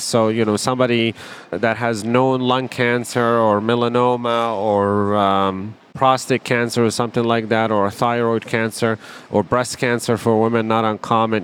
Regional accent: Palestine; also born or lived in Wisconsin, United States; now in Chicago, United States; I grew up in Palestine.

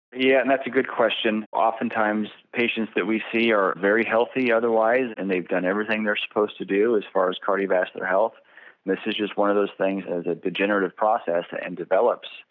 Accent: Bakersfield, California, United States; also born or lived in New Orleans / San Diego / Irvine; I was raised here in Bakersfield, California

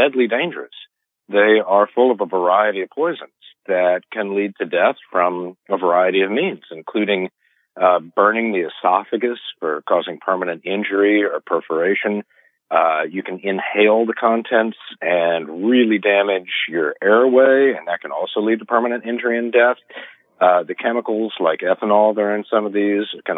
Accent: Memphis, Tennessee, United States; In Memphis, Tennessee, which is my hometown

